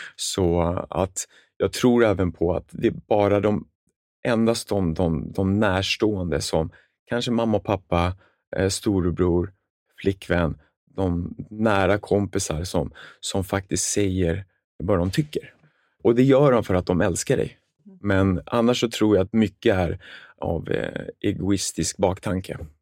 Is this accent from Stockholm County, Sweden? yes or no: yes; Stockholm, Stockholm County, Sweden; also born or lived in Jönköping; Jag är uppvuxen med en familj med en storebror i Sätra, en förort i södra Stockholm